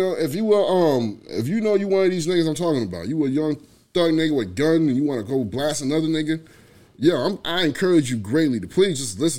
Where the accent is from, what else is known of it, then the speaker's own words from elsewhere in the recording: New York City, New York, United States; I grew up in New York, so, you know, it's different for me. I'm from the Bronx, man.